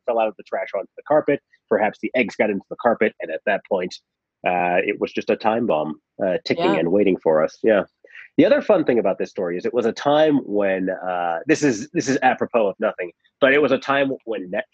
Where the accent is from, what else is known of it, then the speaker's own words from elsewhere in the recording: Reno, Nevada, United States; our house growing up in Reno